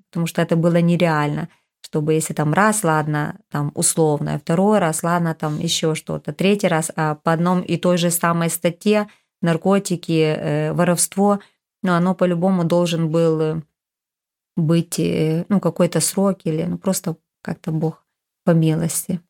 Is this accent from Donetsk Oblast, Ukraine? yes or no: no; Rivne, Rivne Oblast, Ukraine; я из Ровно